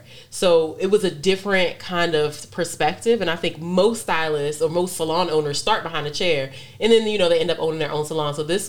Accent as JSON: {"language": "English", "area": "St. Mary's County", "region": "Maryland", "country": "United States", "tie": "born or raised there", "said": "And so I'm from St. Mary's County."}